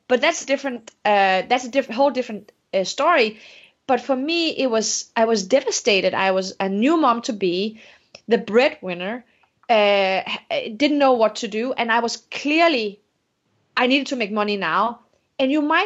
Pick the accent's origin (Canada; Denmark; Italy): Denmark; English is a second language; moved away as an adult; also born or lived in Morocco; now in United States; I'm from Denmark. I was Moroccan Danish